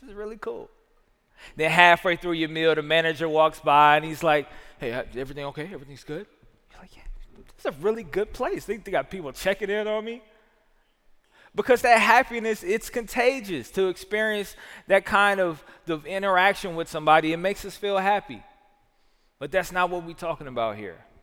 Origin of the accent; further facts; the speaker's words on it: the South, United States; I'm a Southerner